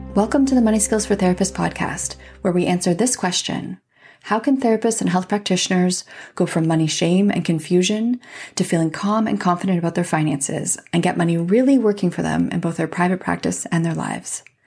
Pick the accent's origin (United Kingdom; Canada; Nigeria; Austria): Canada; as a Canadian, so I'm Canadian